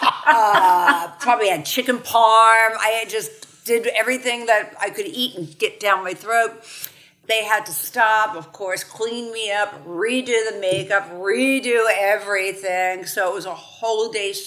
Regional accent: New York, United States; moved away; I'm from New York

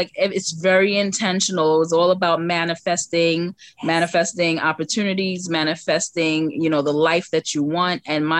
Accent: New York City, New York, United States; Downtown Brooklyn.

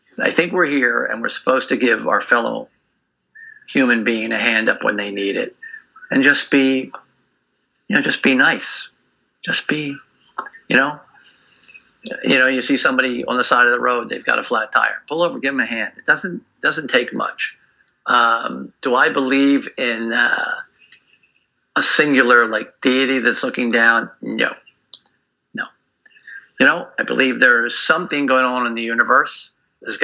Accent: United States; I'm an American. And I was a teenager during the 60s

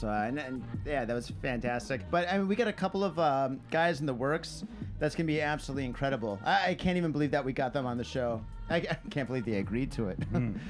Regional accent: Detroit, Michigan, United States; now in Japan; Grew up in Detroit area.

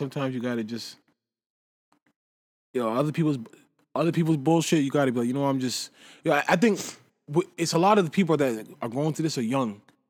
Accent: Canada; we're just from Canada.

